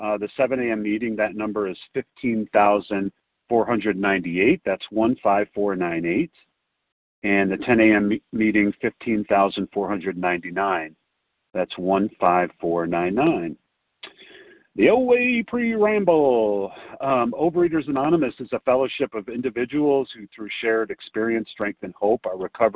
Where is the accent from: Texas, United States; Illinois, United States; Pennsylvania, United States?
Illinois, United States; Chicago; now in Denver, United States; I'm from Chicago, but I'm in Denver.